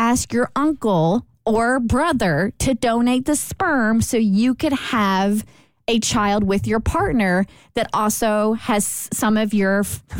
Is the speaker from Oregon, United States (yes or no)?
no; Kentucky, United States; See, we're all from Kentucky, so I felt like this was a completely suitable question to ponder.